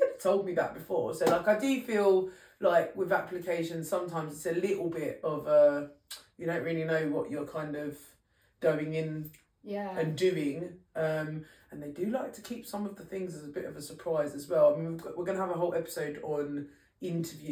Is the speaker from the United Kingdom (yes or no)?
yes; London, United Kingdom; I was born and bred in East London